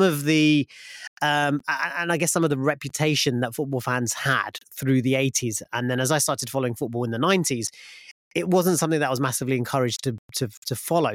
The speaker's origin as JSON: {"language": "English", "town": "Luton", "region": "East of England", "country": "United Kingdom", "tie": "born or raised there", "said": "when I was growing up in Luton"}